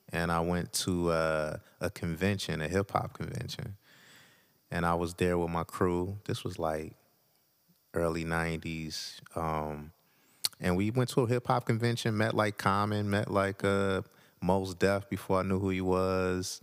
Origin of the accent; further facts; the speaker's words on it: Detroit, Michigan, United States; I was born in Detroit. Uh, grew up off of, uh, twelfth Street, Lawrence